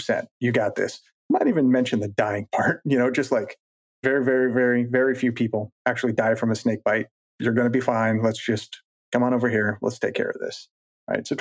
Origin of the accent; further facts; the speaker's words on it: Colorado, United States; growing up in Colorado